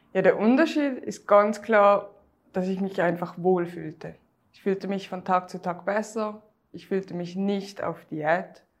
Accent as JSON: {"language": "German", "country": "Switzerland", "said": "wie man hört, ich komme aus der Schweiz"}